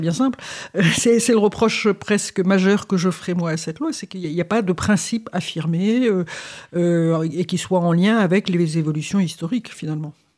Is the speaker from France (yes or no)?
yes; Paris, Île-de-France, France; je suis parisienne aussi